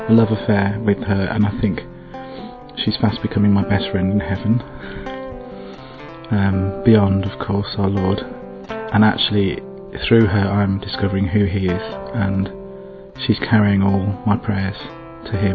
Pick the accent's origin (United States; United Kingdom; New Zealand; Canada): United Kingdom; England; I come from England, Great Britain